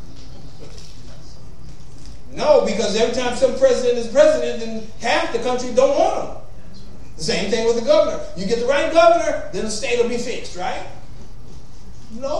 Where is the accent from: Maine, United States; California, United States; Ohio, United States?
California, United States; Compton; also born or lived in Los Angeles / San Francisco; I was born in L.A. I was there 2 years, moved to Compton. I was there 18 years until I met my wife.